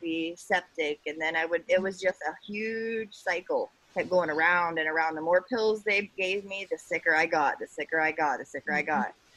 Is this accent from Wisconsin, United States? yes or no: no; Ohio, United States; I'm from Ohio